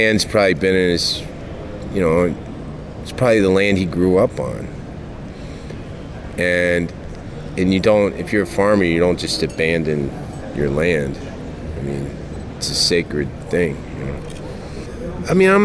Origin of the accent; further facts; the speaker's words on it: Kentucky, United States; I grew up in Kentucky